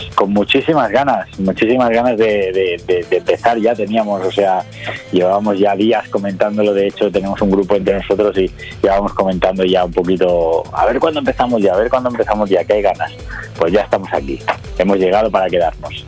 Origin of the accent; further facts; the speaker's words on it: Barcelona, Catalonia, Spain; aquí en Cataluña, yo soy de Barcelona